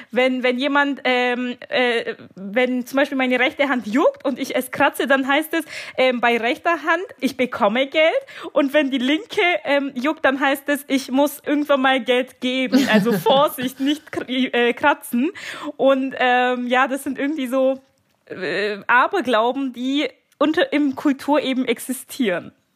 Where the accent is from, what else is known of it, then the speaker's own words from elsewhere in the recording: Bavaria, Germany; moved away; ich bin jetzt momentan äh, in meiner Heimat in Bayern